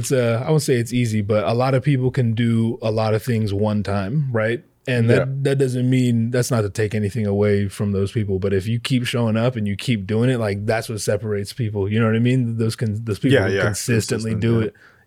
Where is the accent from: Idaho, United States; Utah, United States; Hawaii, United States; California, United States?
Hawaii, United States; I'm from here, but Hawaii.